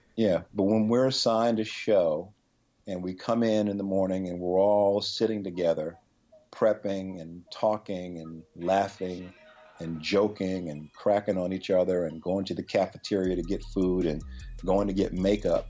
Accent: Chapel Hill, North Carolina, United States; moved away; also born or lived in Pittsburgh; I grew up in Chapel Hill, North Carolina

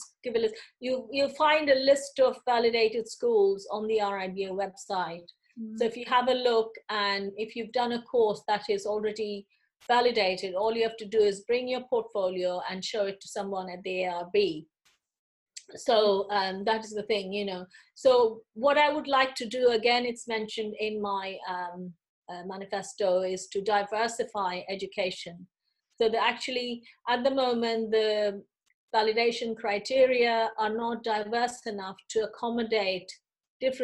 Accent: India; moved away as an adult; now in United Kingdom; I came from India. I didn't study my part one and two in the UK. I did those in India

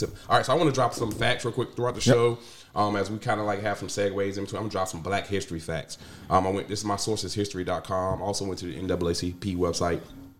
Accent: North Carolina, United States; moved away; obviously I'm from North Carolina, so most of my family and friends are down there.

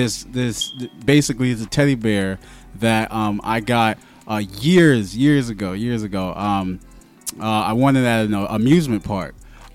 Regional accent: New York, United States; moved away; I decided to move back to New York because, you know, I'm from New York, but I feel like I didn't get to experience it as much as I could have.

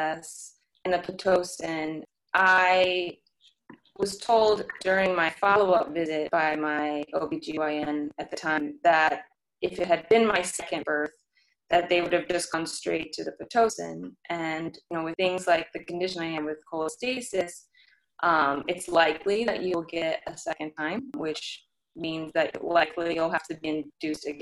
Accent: St. Louis, Missouri, United States; now in New York, United States; I'm from St. Louis originally, and I moved to New York pretty much on my own.

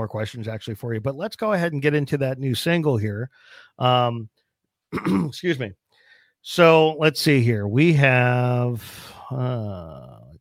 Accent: New Jersey, United States; now in Arizona, United States; I'm actually from West Jersey, so I grew up in the country out in New Jersey.

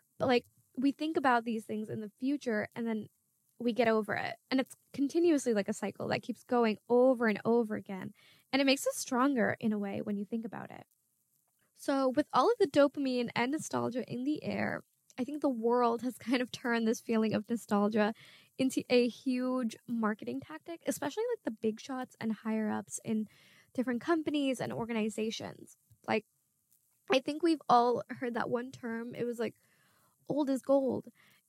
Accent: Bangladesh; first language Bangla; I'm from Bangladesh and I am Muslim, which are two strong identities that I had growing up. My grandparents would read the Quran when we were inside of our house and we would constantly be at home speaking Bangla.

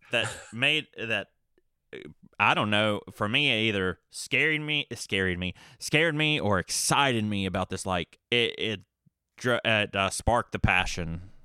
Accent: Hillsville, Virginia, United States; also born or lived in Galax, Virginia; I was born in Galax, Virginia, grew up in Hillsville, Virginia

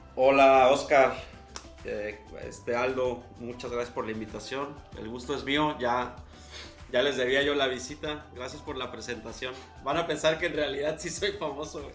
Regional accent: Mexico; yo obviamente como mexicano

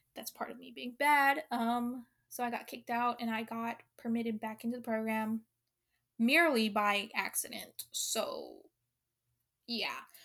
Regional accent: Honolulu, Hawaii, United States; I was born in Honolulu, Hawaii

